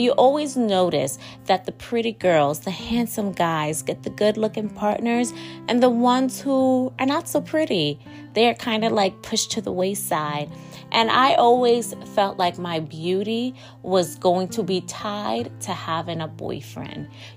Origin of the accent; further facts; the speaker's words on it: New York, United States; I am recording from my hometown, New York.